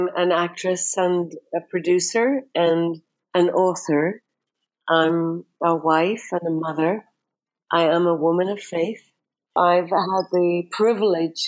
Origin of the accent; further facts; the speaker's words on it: Derry, Northern Ireland, United Kingdom; the city cemetery in Derry, my hometown.